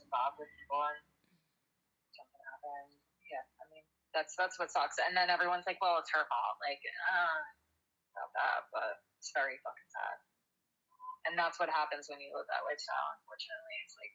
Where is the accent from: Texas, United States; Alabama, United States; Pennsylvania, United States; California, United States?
Pennsylvania, United States; Upper Darby; that's my fucking neighborhood. Like, I'm from Upper Darby.